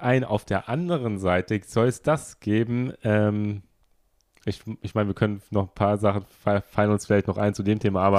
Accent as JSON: {"language": "German", "country": "Germany", "also_born_or_lived": "Fukuoka", "moved": "as an adult", "lives_now": "Tokyo, Japan", "said": "ich komme aus Deutschland"}